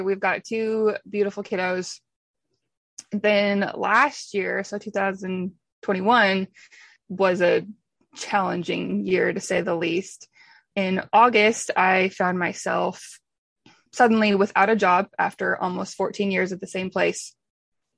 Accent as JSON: {"language": "English", "region": "Washington", "country": "United States", "tie": "born or raised there", "moved": "as an adult", "lives_now": "Oklahoma, United States", "said": "I grew up in Washington State on a diversified farm"}